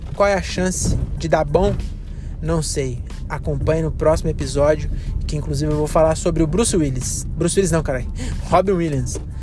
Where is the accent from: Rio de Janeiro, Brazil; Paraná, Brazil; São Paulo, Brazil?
São Paulo, Brazil; Francisco Morato; eu sou de Morato